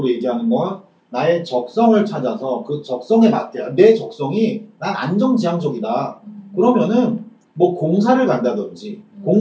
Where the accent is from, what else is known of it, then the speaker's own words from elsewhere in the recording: South Korea; 지금 내가 대한민국에서